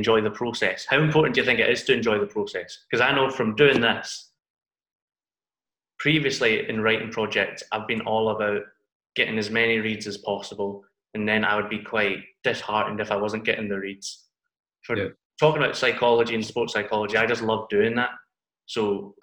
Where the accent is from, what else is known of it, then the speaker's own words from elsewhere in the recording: Dundee, Scotland, United Kingdom; now in Glasgow, United Kingdom; I'm from Glasgow, but I'm originally from Dundee, which is like up north, right up at the top of Scotland.